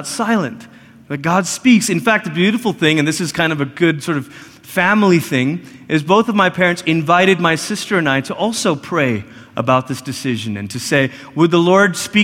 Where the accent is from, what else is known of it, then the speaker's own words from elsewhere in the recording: Malaysia; moved away; I grew up in Malaysia, which is about as far as you can go on the other side of the world before you start coming back